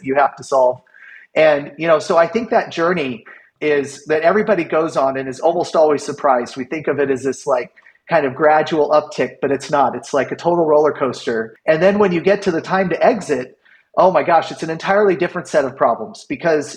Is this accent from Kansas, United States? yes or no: yes; Kansas, United States; moved away as an adult; I started my first company when I was 17, growing up in Kansas.